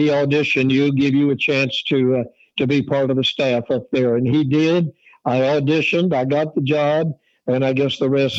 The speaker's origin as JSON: {"language": "English", "town": "Atlanta", "region": "Georgia", "country": "United States", "tie": "born or raised there", "also_born_or_lived": "Columbia, South Carolina", "said": "I was born in South Carolina, but my parents moved back to Georgia, which is where they were from."}